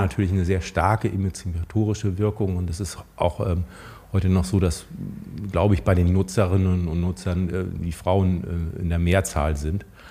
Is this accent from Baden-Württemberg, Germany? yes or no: no; Schleswig-Holstein, Germany; wir als Schleswig-Holsteiner